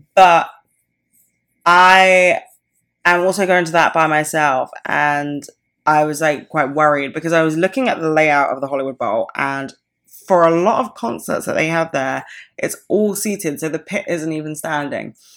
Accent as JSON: {"language": "English", "country": "United Kingdom", "said": "I am, like, so British"}